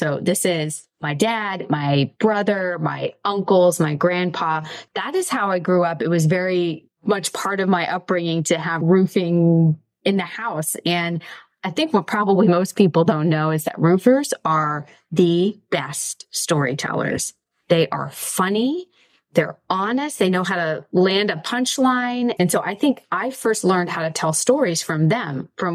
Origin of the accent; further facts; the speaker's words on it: Mercer, Pennsylvania, United States; the name of my hometown is Mercer. It's in Western Pennsylvania